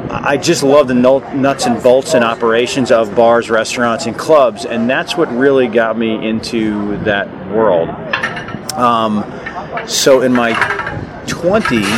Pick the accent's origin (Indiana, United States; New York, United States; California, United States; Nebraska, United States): New York, United States; New York City; moved away as an adult; I am a New Yorker. I'm born and raised in Manhattan